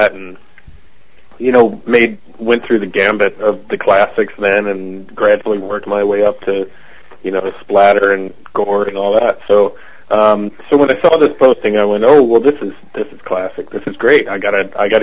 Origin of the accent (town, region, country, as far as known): Cincinnati, Ohio, United States; born or raised there; accent: American; now in Canada